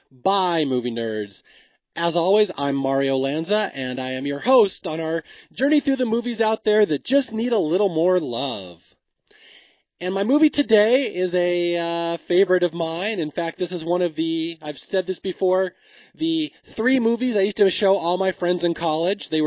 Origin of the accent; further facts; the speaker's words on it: Bellevue, United States; So when my brother and I were growing up in Bellevue, we were very sheltered.